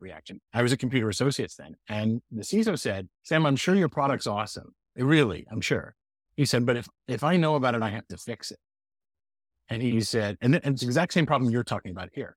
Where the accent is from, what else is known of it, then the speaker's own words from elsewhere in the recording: Montreal, Quebec, Canada; now in Boston, United States; I was born in Montreal